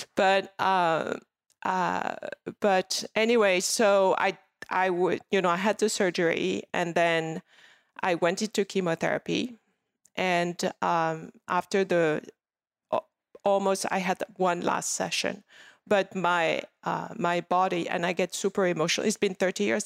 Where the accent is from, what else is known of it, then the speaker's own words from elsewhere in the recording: Paris, Île-de-France, France; English is a second language; moved away as an adult; now in Los Angeles, United States; I grew up in Paris